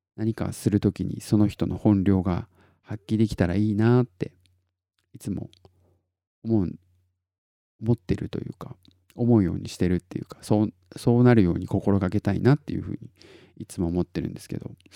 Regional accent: Tottori, Japan; 僕が鳥取生まれギターポップ育ち

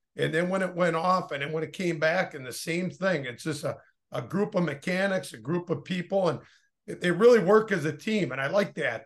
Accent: Oshkosh, Wisconsin, United States; I grew up in Oshkosh

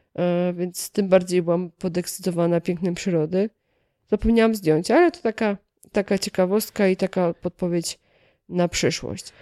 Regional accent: Kielce, Świętokrzyskie Voivodeship, Poland; ja akurat pochodzę z Kielc

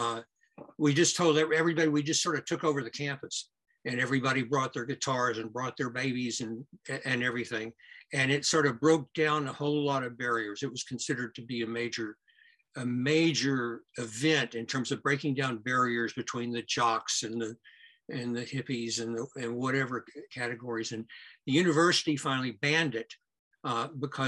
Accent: Houston, Texas, United States; Houston's my hometown

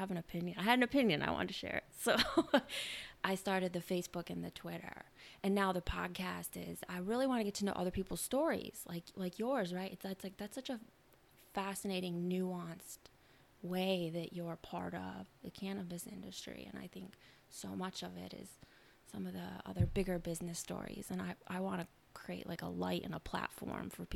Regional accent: Michigan, United States; moved away as an adult; also born or lived in Washington, D.C.; I was born and raised in Michigan, but I've lived all over for a while

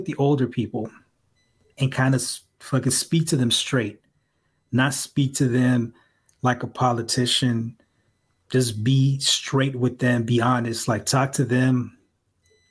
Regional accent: San Francisco, California, United States; I'm a native San Franciscan. I'm from the Mission

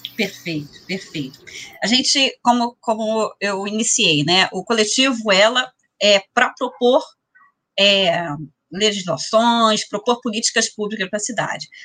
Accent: São Gonçalo, Rio de Janeiro, Brazil; gonçalense, nascida, criada, cria, como dizem por aí, né? Sou cria de São Gonçalo

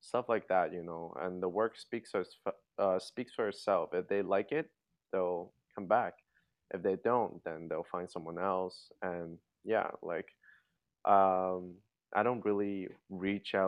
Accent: Hong Kong; now in Toronto, Canada; I grew up in Hong Kong

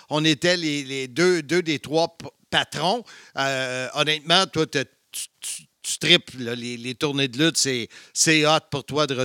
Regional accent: Salaberry-de-Valleyfield, Quebec, Canada; born there; C'est ma ville natale. C'était un festival country qu'il y avait à Valleyfield.

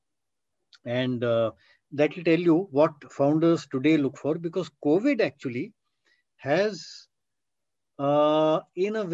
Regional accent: between Shimla and Solan, Himachal Pradesh, India; between Shimla and Solan, which is my hometown area

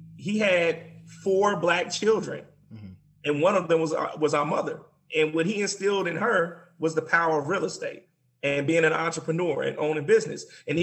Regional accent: Chicago, Illinois, United States; our mother, though we were born and raised in Chicago, our mother would take us to the Bahamas every year.

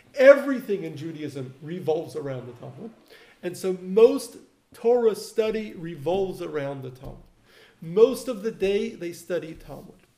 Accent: Melbourne, Victoria, Australia; now in Los Angeles, United States; where I grew up in Melbourne, we had a yeshiva for advanced study where I studied

